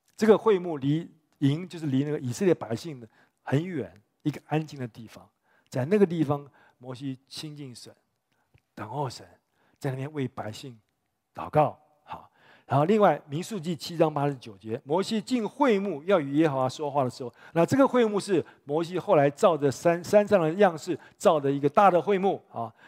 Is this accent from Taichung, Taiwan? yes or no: no; Taipei, Taiwan; also born or lived in United States; 我五岁就在教会长大嘛，在这长大嘛